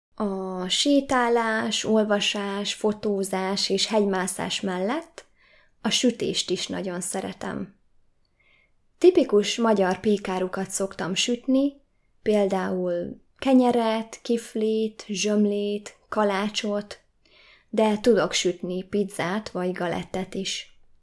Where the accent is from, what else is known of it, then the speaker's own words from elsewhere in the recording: Hungary; Magyar vagyok, és Magyarországon élek.